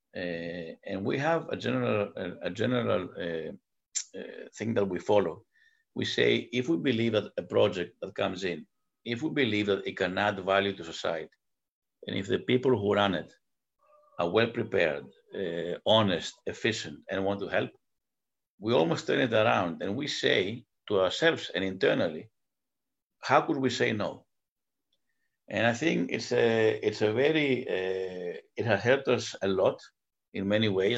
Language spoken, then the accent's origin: English; United States; also born or lived in Greece; both as an American and as, as a Greek.